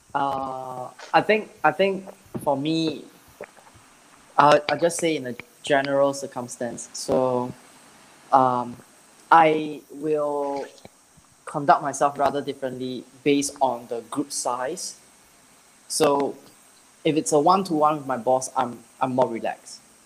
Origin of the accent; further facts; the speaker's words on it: Singapore; I'm from Singapore